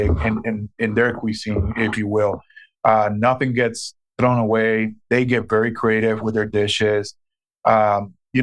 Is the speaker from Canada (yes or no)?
no; Puerto Rico; moved away as an adult; also born or lived in Dubuque, Iowa / Green Bay, Wisconsin; now in Des Moines, United States; I was born and raised in Puerto Rico, and I came to the mainland U.S. Back in 1997, where I went to school in Dubuque, Iowa